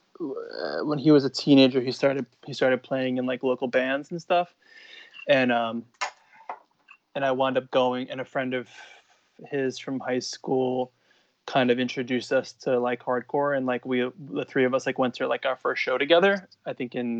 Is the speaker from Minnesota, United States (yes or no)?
no; Long Island, New York, United States; I grew up on Long Island in New York